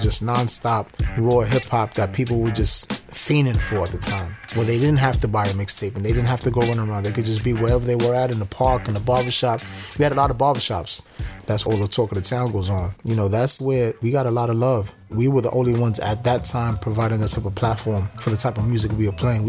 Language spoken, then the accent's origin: English; New York City, New York, United States; I was born and raised in the Lower East Side of Manhattan.